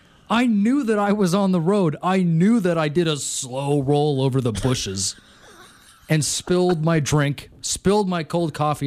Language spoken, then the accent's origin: English; Montana, United States; You'd think I wasn't born and raised in Montana.